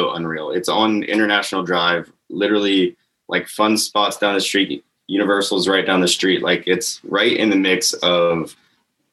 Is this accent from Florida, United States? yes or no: yes; Crestview, Florida, United States; I grew up there in Crestview. I was born there